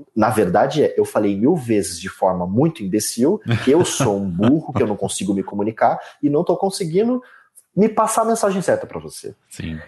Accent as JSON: {"language": "Portuguese", "town": "Leme", "region": "São Paulo", "country": "Brazil", "tie": "born or raised there", "said": "eu nasci em Leme, numa cidade interior de São Paulo, numa família classe média, onde o pai trabalha, a mãe fica em casa"}